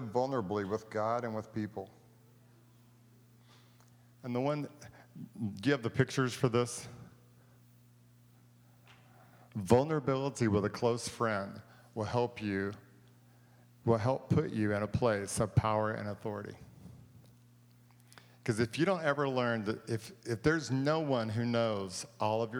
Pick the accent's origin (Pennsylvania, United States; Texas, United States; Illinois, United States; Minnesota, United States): Texas, United States; I'm from Texas